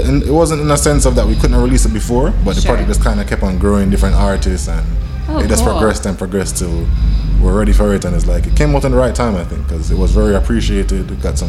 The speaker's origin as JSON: {"language": "English", "region": "New Jersey", "country": "United States", "tie": "born there", "said": "Normally, I was born in the States, in New Jersey, but I've only been to, like, you know, the East Coast."}